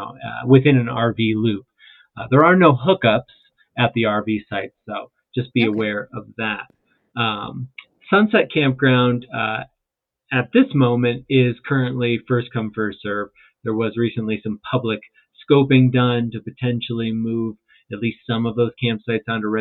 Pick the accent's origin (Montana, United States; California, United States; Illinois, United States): Illinois, United States; Chicago; moved away as an adult; now in Utah, United States; I grew up in the Midwest where forests were pretty thick